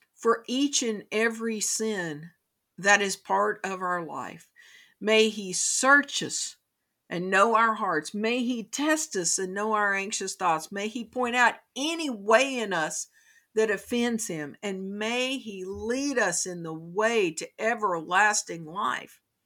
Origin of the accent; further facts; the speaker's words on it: Kentucky, United States; In my home state of Kentucky